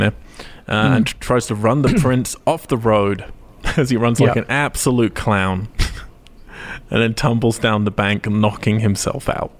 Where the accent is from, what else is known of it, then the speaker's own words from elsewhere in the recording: Cambridge, East of England, United Kingdom; my hometown